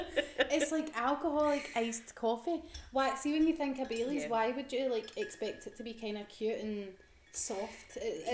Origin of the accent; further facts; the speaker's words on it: Scotland, United Kingdom; This is when I hate being Scottish.